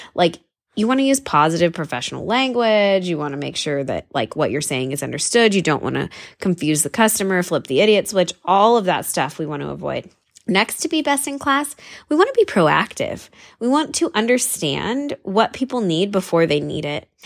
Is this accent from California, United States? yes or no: yes; San Diego, California, United States; I'm from California and, and from San Diego, where it is like literally the most casual place in the whole wide world